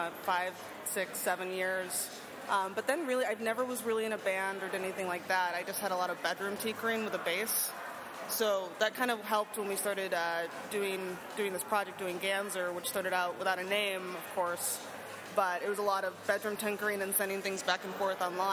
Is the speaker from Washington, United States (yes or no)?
yes; Washington, United States; now in Chicago, United States; I'm from Washington State